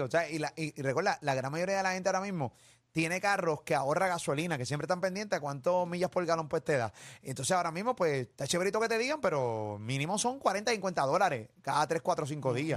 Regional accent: Venezuela; moved away; los venezolanos que, viven fuera ¿no? de, de, Venezuela

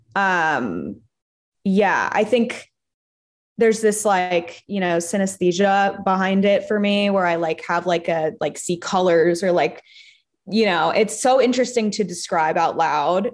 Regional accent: Los Angeles, California, United States; I'm from Hancock Park

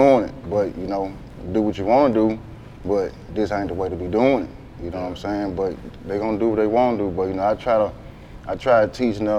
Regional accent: Memphis, Tennessee, United States; I'm from South Memphis, Riverside.

